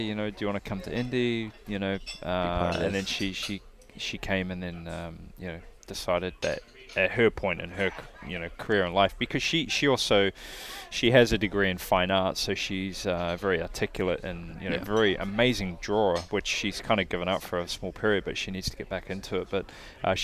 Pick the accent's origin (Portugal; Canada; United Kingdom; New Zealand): New Zealand; now in United States; I'm from New Zealand